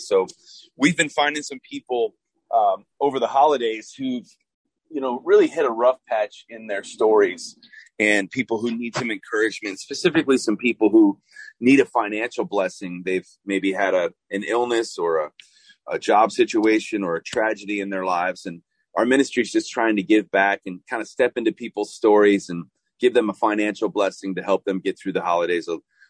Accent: Chicago, Illinois, United States; now in Nashville, United States; I moved to Nashville from Chicago, Illinois, and I started to sound more Southern.

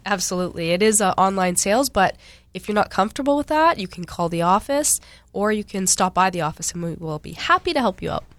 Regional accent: Cranberry Portage, Manitoba, Canada; moved away; I grew up in Cranberry Portage, way up north

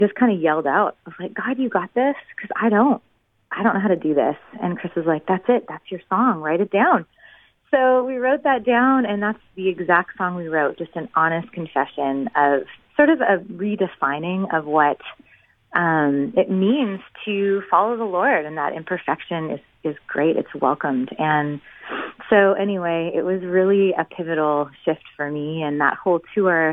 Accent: Winnipeg, Manitoba, Canada; moved away as an adult; now in Nashville, United States; We were both born and raised in Winnipeg

